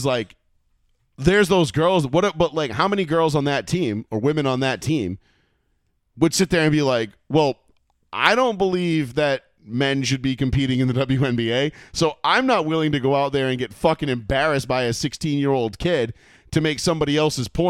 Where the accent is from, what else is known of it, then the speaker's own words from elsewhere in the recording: Texas, United States; I'm from Texas